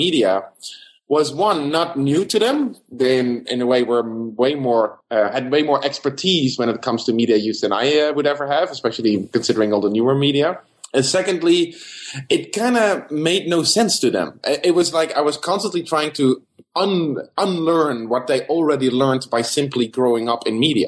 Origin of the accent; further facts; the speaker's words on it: Netherlands; moved away as an adult; also born or lived in South Africa / Los Angeles, United States; now in Bloomington, United States; I'm originally from the Netherlands